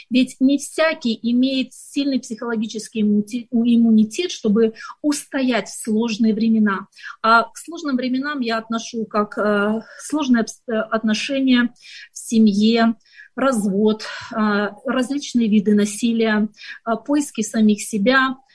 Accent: Ukraine; also born or lived in Kazakhstan; я родилась в Казахстане. И я хочу сказать, что эти страны а, обе родные для меня, потому что все мое детство я проводила в Украине

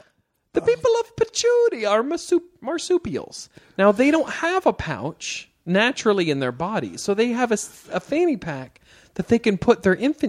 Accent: Missouri, United States; No, I'm from Missouri, if you can believe it. You ever heard of it?

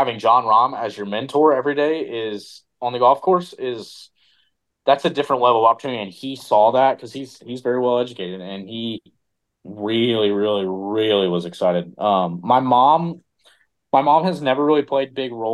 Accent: Charlotte, North Carolina, United States; also born or lived in Tennessee; I'm from Tennessee, I'm from North Carolina

